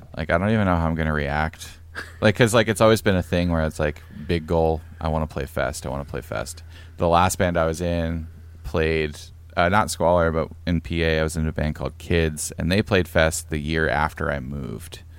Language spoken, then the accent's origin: English; Pennsylvania, United States; moved away as an adult; also born or lived in Portland, Oregon; now in near Portland, United States; I'm from Pennsylvania.